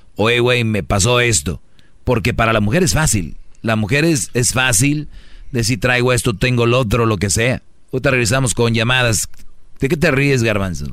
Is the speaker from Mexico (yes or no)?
yes; Mexico; somos mexicanos